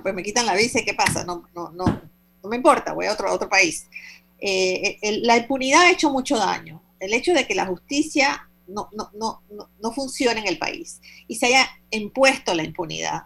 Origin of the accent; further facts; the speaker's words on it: Panama; como ciudadanía, como panameños